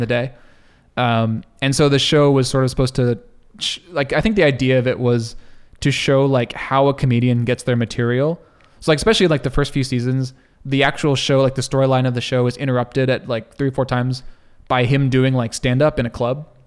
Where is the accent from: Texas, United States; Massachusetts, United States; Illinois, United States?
Texas, United States; moved away as an adult; also born or lived in California; I grew up in Texas